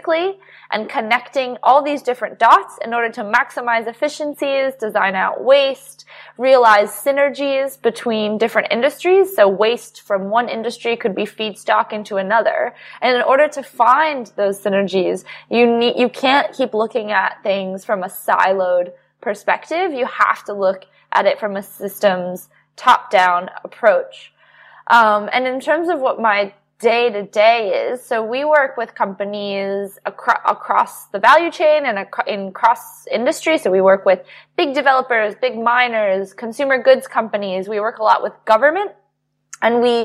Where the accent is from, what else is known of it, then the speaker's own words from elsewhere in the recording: United States; moved away; also born or lived in New York; my home country, the United States